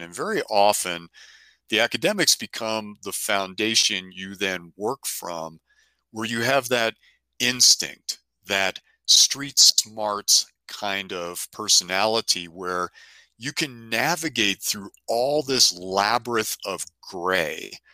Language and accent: English; San Francisco, California, United States; moved away; I grew up in San Francisco